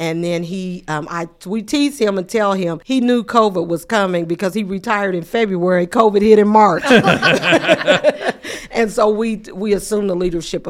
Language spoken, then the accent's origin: English; Muncie, Indiana, United States; I am from Muncie. I'm a Muncie resident, born and raised in Muncie. I've graduated from Muncie Community Schools. I'm just a product of Muncie. My parents are here. They're still here.